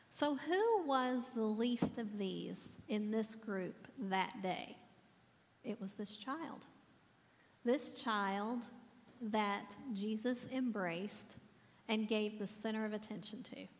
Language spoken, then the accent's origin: English; the South, United States; I'm from the South, so we always say bless his heart first.